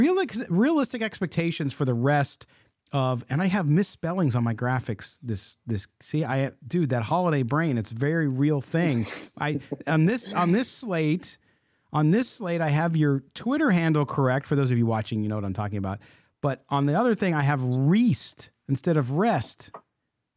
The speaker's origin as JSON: {"language": "English", "town": "San Diego", "region": "California", "country": "United States", "tie": "born or raised there", "moved": "yes", "lives_now": "Midwest, United States", "said": "growing up in San Diego"}